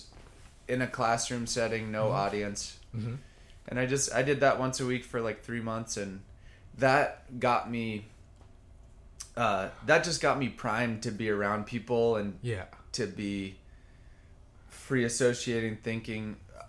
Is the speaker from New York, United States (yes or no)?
no; South Carolina, United States; born there; also born or lived in Alaska / Vermont; I grew up in, I was born in South Carolina, lived in North Carolina.